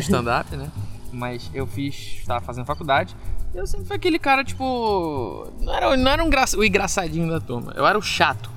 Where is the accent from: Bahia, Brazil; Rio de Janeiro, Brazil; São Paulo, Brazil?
Rio de Janeiro, Brazil; moved away as an adult; now in Belo Horizonte, Brazil; eu sou do Rio de Janeiro